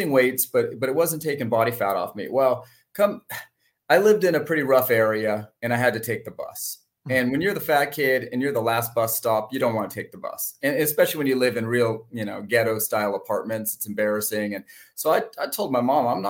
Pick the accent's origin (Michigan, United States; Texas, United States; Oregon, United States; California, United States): California, United States; San Francisco North Bay; I grew up in the North Bay, San Francisco North Bay. Just kind of born and raised there